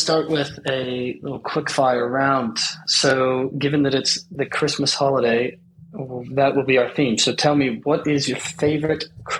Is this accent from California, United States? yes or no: yes; California, United States; moved away as an adult; now in London, United Kingdom; I'm from California. I moved to London 4 years ago